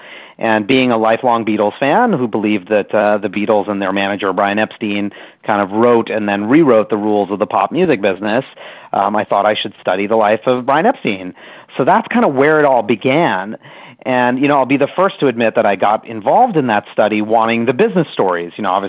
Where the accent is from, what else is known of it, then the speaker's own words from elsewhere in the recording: New York City, New York, United States; I grew up in New York City loving the arts